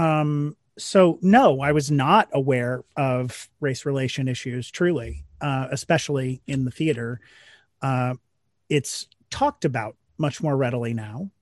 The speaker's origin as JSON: {"language": "English", "region": "Missouri", "country": "United States", "moved": "yes", "lives_now": "New York, United States", "said": "Missouri, a couple hours north of Kansas City"}